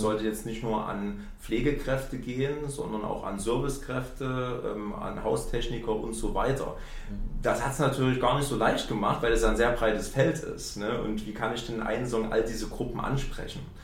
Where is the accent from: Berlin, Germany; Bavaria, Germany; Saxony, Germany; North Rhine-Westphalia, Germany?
Saxony, Germany; Chemnitz; Ich komme hier aus Chemnitz